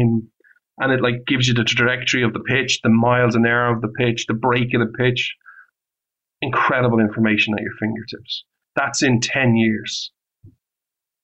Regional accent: Ireland; moved away

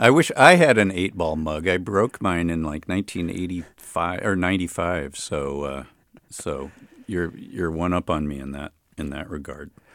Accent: Chicago, Illinois, United States; born or raised there; also born or lived in Berkeley, California; now in Oakland, United States

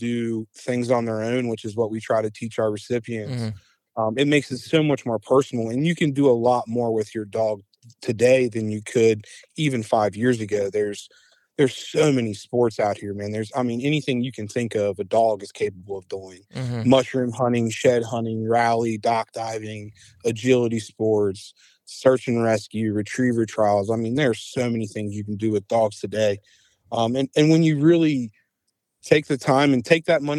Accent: Cincinnati, Ohio, United States; I grew up in Cincinnati, Ohio, born and raised.

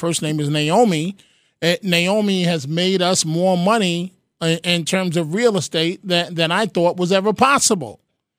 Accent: New York City, New York, United States; a kid growing up in the Bronx in the projects

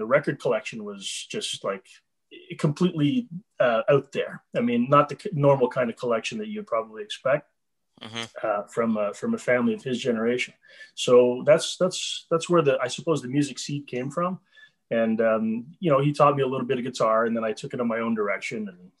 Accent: Montreal, Quebec, Canada; I was born in Montreal. I've lived in Montreal my whole life.

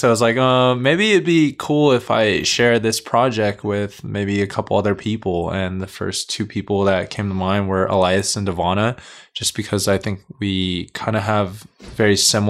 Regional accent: Carson, California, United States; LA based, yeah. Born and raised here in Carson.

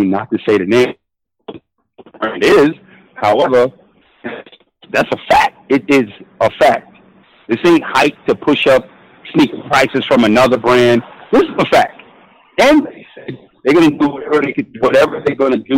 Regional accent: New York City, New York, United States; I'm a New Yorker. BX all day.

